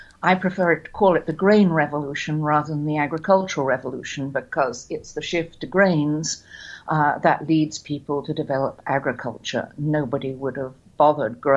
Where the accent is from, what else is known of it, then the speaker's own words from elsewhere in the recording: England, United Kingdom; growing up in England. We never bought vegetables. We grew them all.